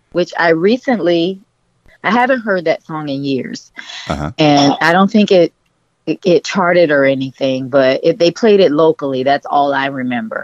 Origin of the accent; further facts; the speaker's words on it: Miami, Florida, United States; also born or lived in Georgia; I grew up in Coconut Grove, which is was a Bahamian settlement.